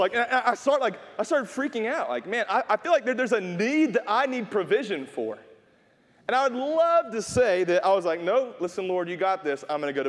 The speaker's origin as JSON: {"language": "English", "region": "North Carolina", "country": "United States", "said": "I had to like, hey, we're from North Carolina. We should know this."}